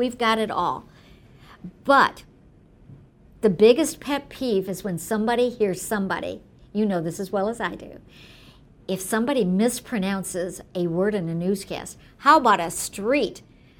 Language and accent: English; Detroit, Michigan, United States; my hometown, because I'm a native Detroiter, born and raised here